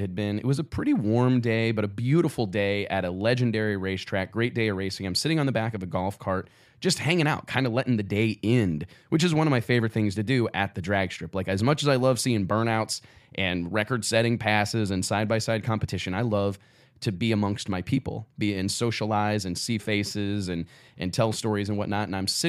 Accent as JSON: {"language": "English", "town": "Kirksville", "region": "Missouri", "country": "United States", "tie": "born or raised there", "said": "how far I am away from home, how far I am away from Kirksville, Missouri, and here you come."}